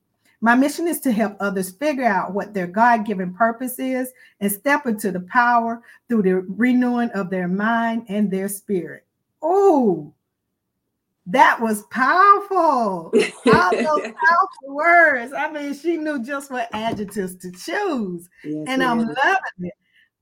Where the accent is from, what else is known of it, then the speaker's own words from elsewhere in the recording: Hampton Roads, Virginia, United States; now in Chester, United States; I am from Hampton Roads, Virginia, but I reside in Chester, South Carolina.